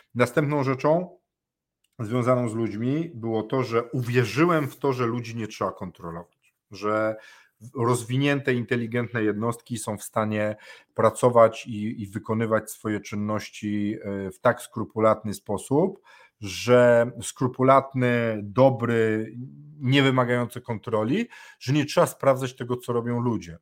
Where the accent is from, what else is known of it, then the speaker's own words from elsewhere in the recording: Poland; u każdego z nas w Polsce